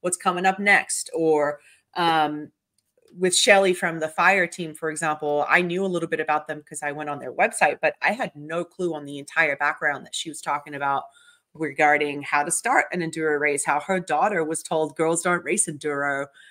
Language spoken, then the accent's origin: English; Victoria, Australia; moved away as an adult; also born or lived in Brazil / Melbourne; now in United States; I was born in Brazil, so I have my Brazilian passport, um, and Australia, I was raised in Australia since I was eight, then I moved here